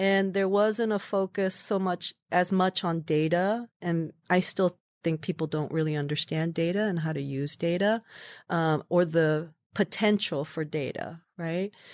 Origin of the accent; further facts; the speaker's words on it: Midwest, United States; moved away as an adult; also born or lived in New York; I was growing up in the Midwest.